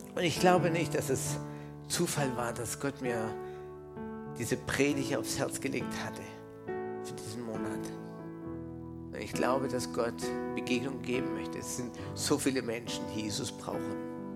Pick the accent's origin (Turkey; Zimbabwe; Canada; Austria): Canada; now in Germany; ich bin aus Kanada, ich bin ursprünglich äh, Kanadier, äh, in Kanada geboren